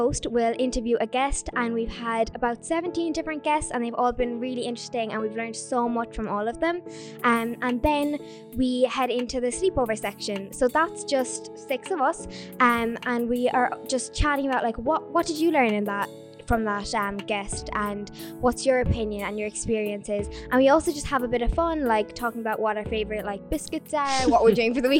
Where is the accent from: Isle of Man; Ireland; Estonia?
Ireland; Mitchelstown, Munster; I'm from Mitchestown